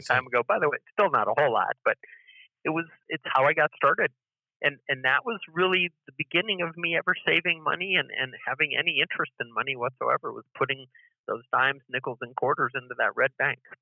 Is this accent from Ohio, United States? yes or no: yes; Canton, Ohio, United States; I grew up in 37th Street in Canton, Ohio